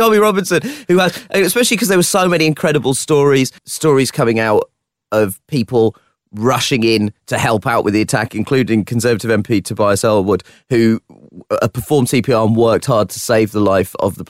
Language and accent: English; London, United Kingdom; As a Londoner